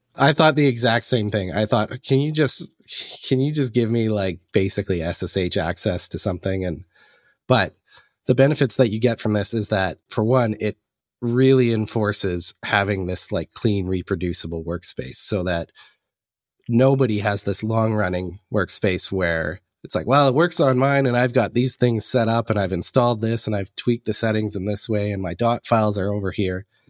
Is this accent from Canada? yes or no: yes; the Canadian Prairies, Canada; moved away as an adult; now in Vancouver, Canada; I'm a Canadian. I'm originally up from, uh, the middle of Canada in the prairies, and, uh, moved out to Vancouver in the last six